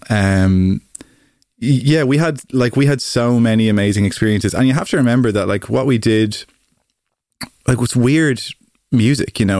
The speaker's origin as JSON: {"language": "English", "town": "Greystones", "region": "County Wicklow", "country": "Ireland", "tie": "born or raised there", "said": "I grew up in Greystones in North Wicklow"}